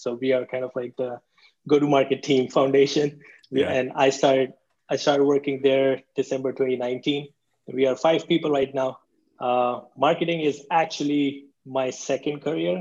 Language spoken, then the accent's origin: English; India; also born or lived in Berlin, Germany; now in United States; I was born and raised in India